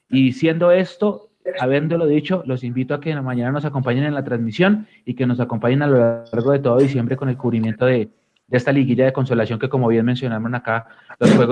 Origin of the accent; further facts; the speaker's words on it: United States; born there; la gente que me conoce sabe, yo nací en Estados Unidos